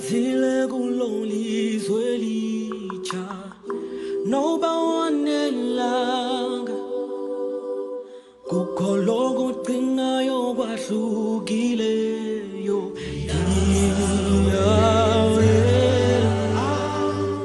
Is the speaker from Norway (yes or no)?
yes; South Coast of Norway, Southern Norway, Norway; English is a second language; moved away; I came from the South Coast